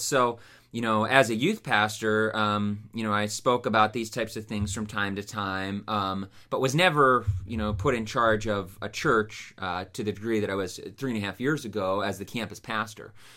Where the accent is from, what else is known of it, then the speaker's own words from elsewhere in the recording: Youngstown, Ohio, United States; also born or lived in Pennsylvania; so I grew up in the Youngstown area um, and then uh, lived here the majority of my life